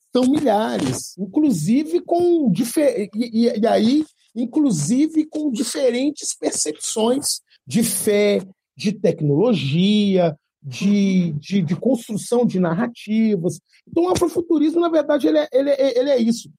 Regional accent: Belo Horizonte, Minas Gerais, Brazil; sou de Belzonte

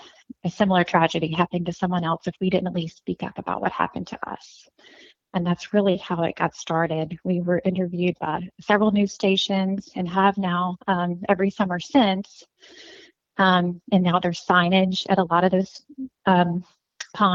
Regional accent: North Louisiana, United States; now in Acadiana, United States; I'm from North Louisiana, but living in Acadiana

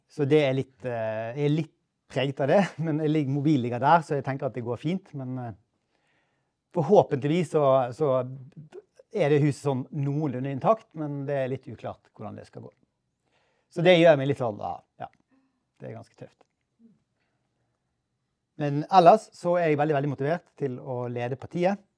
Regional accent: Bergen, Vestland, Norway; born there; Jeg ble født i Bergen for 56 eh, år siden.

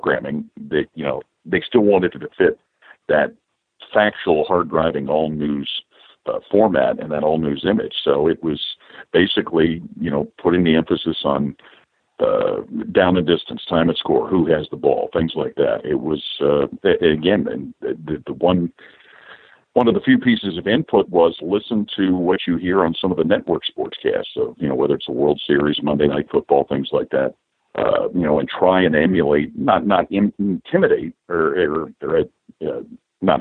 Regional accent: Cincinnati, Ohio, United States; moved away as an adult; also born or lived in Detroit, Michigan / Washington, D.C.; returned home to Cincinnati, my hometown

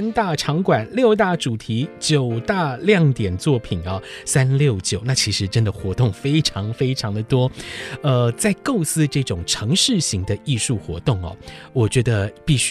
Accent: Taiwan; 同时也展现出我们台湾人对整个世界的关怀，以及自由、包容跟开放这样的特质。

